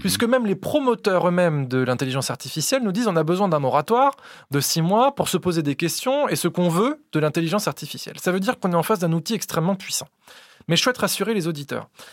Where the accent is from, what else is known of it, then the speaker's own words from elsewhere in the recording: Vichy, Auvergne-Rhône-Alpes, France; moved away; Je viens de Vichy, euh, dans l'Allier